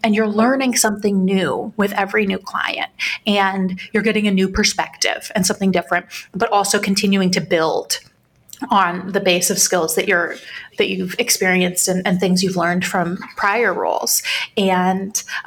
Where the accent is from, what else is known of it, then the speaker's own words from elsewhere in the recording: Michigan, United States; moved away; I'm from Michigan, originally